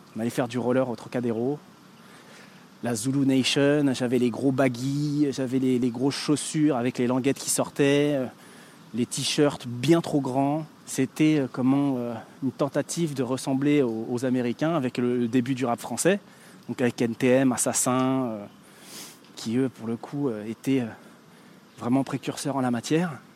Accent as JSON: {"language": "French", "town": "Paris", "region": "Île-de-France", "country": "France", "tie": "born or raised there", "said": "né le 4 juillet 1980 à Paris."}